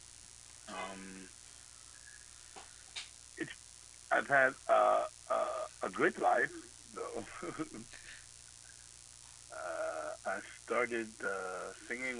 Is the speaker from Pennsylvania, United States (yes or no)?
no; Baltimore, Maryland, United States; also born or lived in Buffalo, New York; I grew up in Baltimore, really